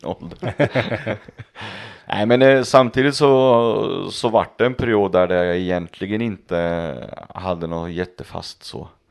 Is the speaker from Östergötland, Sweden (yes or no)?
yes; Östergötland, Sweden; för mig som östgöte